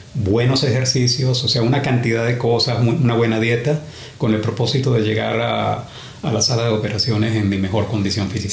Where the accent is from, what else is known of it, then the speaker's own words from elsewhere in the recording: Venezuela; now in Australia; venezolano, para empezar. Uh. Y llegué a Australia en 1986.